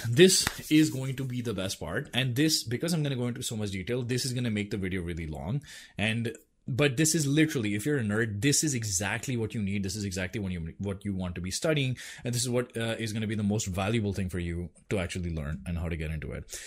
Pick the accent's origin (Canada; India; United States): India; I'm Indian